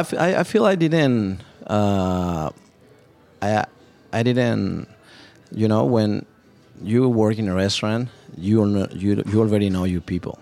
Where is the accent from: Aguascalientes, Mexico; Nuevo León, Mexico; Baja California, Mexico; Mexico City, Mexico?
Mexico City, Mexico; moved away as an adult; also born or lived in Cancun, Mexico; now in Dallas, United States; born and raised in Mexico City